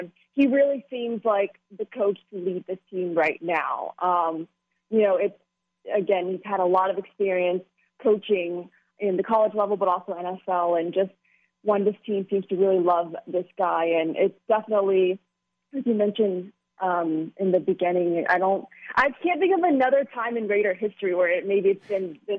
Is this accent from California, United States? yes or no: no; Texas, United States; moved away as an adult; now in Las Vegas, United States